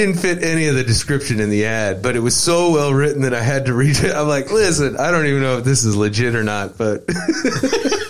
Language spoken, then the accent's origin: English; Mount Zion, Illinois, United States; moved away; I grew up in a small town outside of Decatur, Illinois, called Mount Zion, Illinois